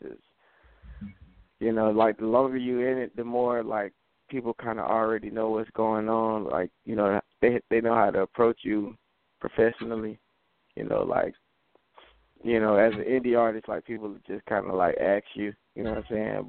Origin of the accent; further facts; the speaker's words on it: Jacksonville, Florida, United States; Duval, Jacksonville, Florida